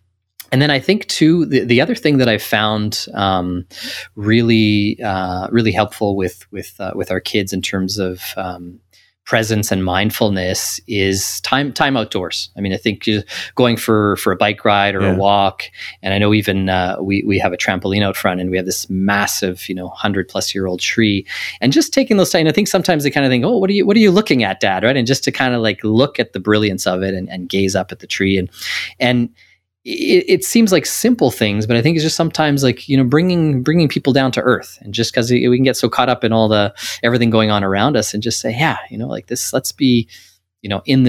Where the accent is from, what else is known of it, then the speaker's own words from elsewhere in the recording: Canada; So as much as I grew up in Canada, my parents are from Portugal.